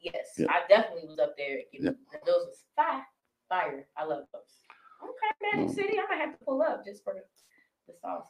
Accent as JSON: {"language": "English", "town": "Waukegan", "region": "Illinois", "country": "United States", "tie": "born or raised there", "said": "I definitely had some community moments in my life growing up, just in Waukegan too."}